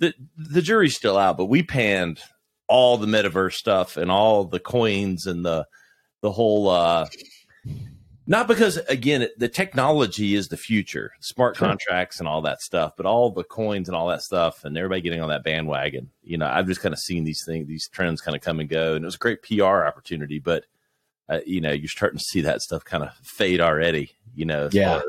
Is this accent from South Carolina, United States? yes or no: yes; South Carolina, United States; I'm a, you know, Southern kid growing up in South Carolina, went to Clemson, marketing major.